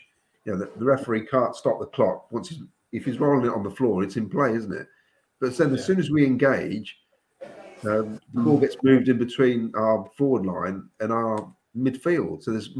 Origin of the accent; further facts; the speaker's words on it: United Kingdom; okay, he's American. We're British. He should be able to settle in.